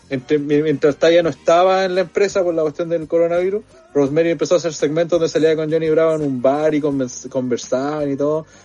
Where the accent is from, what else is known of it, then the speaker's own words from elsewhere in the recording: Chile; vos te sentías orgulloso de ser chileno.